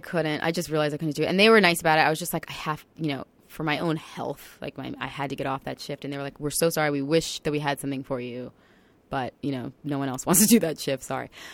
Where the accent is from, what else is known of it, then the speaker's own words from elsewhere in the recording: Long Island, New York, United States; moved away as an adult; I came home to Long Island, which is my hometown.